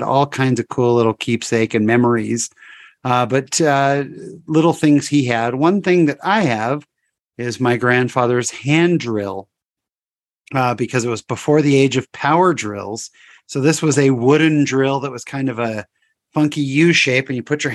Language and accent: English; San Jose, California, United States; also born or lived in Fullerton, California; we moved to San Jose, California